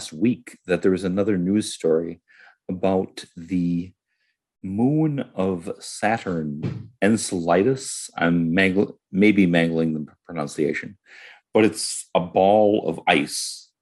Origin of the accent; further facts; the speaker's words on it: Wisconsin, United States; I'm from Wisconsin